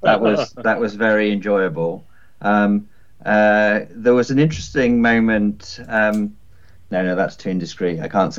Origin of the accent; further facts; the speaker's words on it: Chippenham, South West England, United Kingdom; when I was a kid, growing up in Chippenham